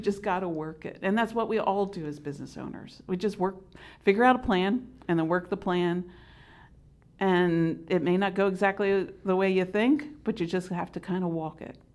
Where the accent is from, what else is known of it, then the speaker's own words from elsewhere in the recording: Delaware, United States; also born or lived in Pennsylvania; I am from Delaware